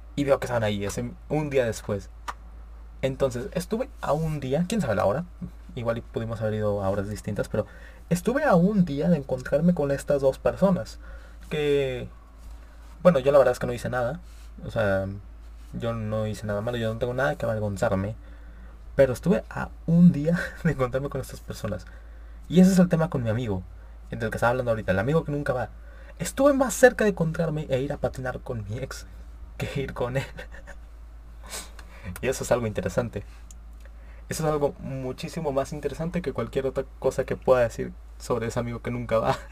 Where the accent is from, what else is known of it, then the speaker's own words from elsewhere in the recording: Monterrey, Nuevo León, Mexico; yo soy de Monterrey, Nuevo León